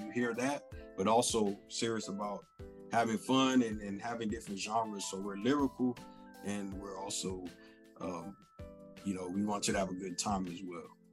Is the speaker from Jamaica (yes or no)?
yes; Jamaica; I am Jamaican.